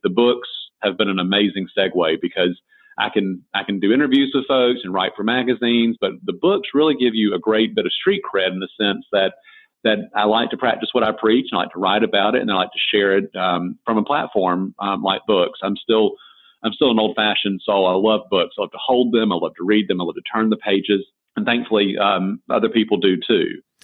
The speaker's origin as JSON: {"language": "English", "town": "Perry", "region": "Georgia", "country": "United States", "tie": "born or raised there", "said": "my hometown, which is Perry, Georgia"}